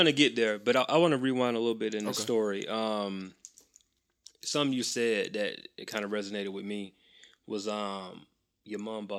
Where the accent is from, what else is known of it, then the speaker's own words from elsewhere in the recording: Macon, Georgia, United States; I'm from Macon, about an hour away from here.